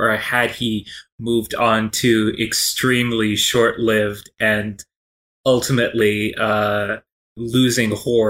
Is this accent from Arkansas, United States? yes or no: no; Kentucky, United States; I was born and raised in Kentucky.